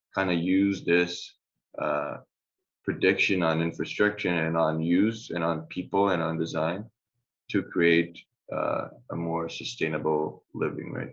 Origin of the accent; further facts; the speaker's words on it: Brazil; I'm from Brazil